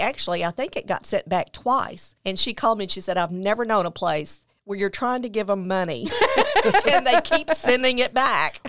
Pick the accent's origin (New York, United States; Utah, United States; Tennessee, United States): Tennessee, United States; Memphis; I grew up in Memphis, Tennessee.